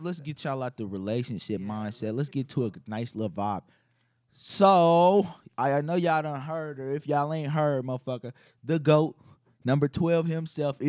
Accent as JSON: {"language": "English", "town": "Chicago", "region": "Illinois", "country": "United States", "said": "I'm from Chicago"}